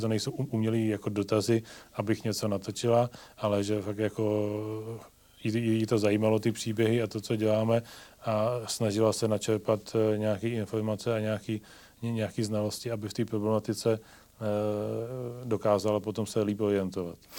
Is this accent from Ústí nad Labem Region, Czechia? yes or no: no; Ivančice, South Moravian Region, Czechia; moved away as an adult; also born or lived in Prague; now in South Bohemia, Czechia; Já vlastně pocházím z, z Ivanči z Jižní Mojavy